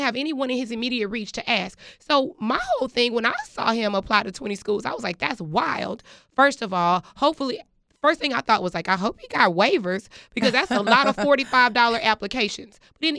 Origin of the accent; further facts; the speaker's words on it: Texas, United States; I am from Texas